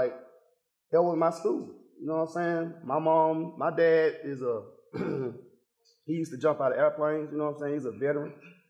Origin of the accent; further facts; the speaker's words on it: Decatur, Georgia, United States; and I'm from one of the roughest parts of Decatur, Glenwood. Like, straight off Columbia Drive, Glenwood, County Road